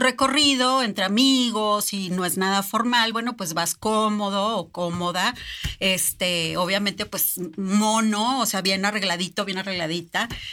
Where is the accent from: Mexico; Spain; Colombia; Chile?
Mexico; Nosotros como mexicanos